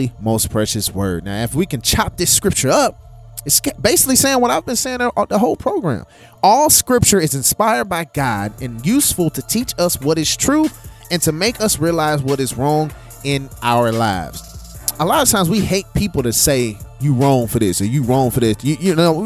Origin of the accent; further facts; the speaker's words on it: St. Louis, Missouri, United States; I'm from St. Louis